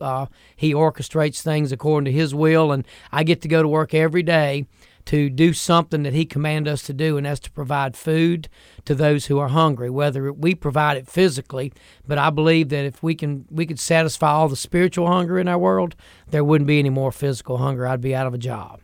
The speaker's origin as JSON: {"language": "English", "country": "United States", "tie": "born or raised there", "said": "I grew up in Franklin County, and we loved to fish and hunt up in that part of the woods."}